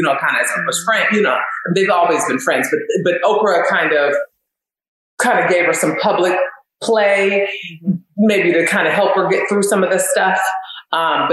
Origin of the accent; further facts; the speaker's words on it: California, United States; now in Philadelphia, United States; I am from California